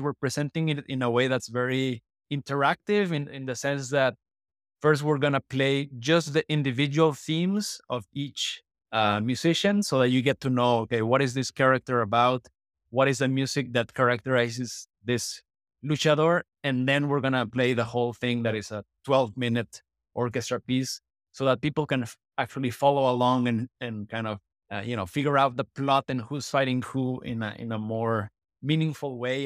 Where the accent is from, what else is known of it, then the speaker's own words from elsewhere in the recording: Mexico; moved away as an adult; also born or lived in United States; I grew up in Mexico, but I moved to the States when I was eighteen to study composition